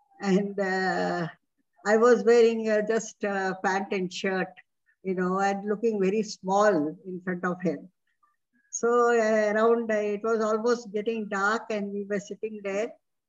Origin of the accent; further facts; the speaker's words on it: India; first language Hindi; English is a second language; And the subject Hindi used to be very boring because I used to know Hindi before itself being my mother tongue.